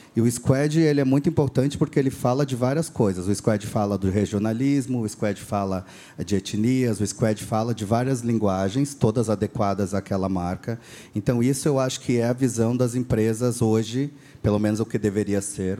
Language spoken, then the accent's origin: Portuguese; Rio Grande do Sul, Brazil; accent: gaúcho; eu sou ah, nascido então no Rio Grande do Sul